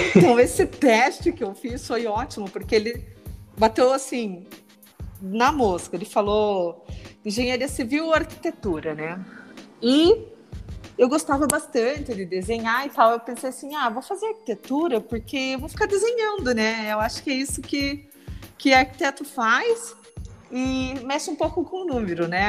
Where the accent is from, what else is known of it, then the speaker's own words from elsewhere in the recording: Apucarana, Paraná, Brazil; eu sou do, do, interior do Paraná, né? Sou de Apucarana.